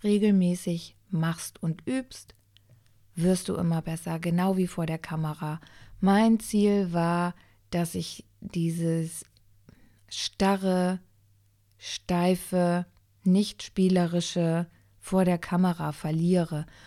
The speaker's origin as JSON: {"language": "German", "country": "Germany", "tie": "born or raised there", "said": "ich bin in Deutschland geboren, aber ich bin in Italien gezeugt worden"}